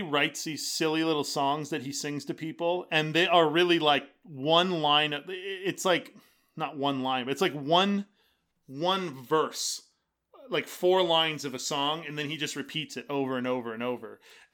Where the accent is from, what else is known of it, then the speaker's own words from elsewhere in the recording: Fullerton, California, United States; There was one in Fullerton where I grew up.